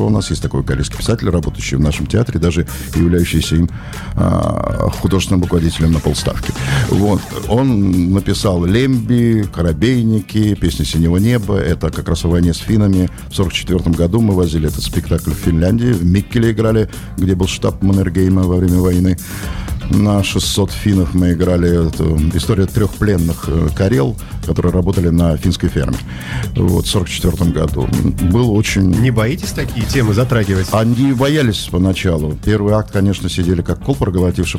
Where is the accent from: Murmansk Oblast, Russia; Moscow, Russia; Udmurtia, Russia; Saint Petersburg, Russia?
Saint Petersburg, Russia; moved away as an adult; also born or lived in Karelia; now in Petrozavodsk, Russia; Я же из Петербурга, у меня здесь много друзей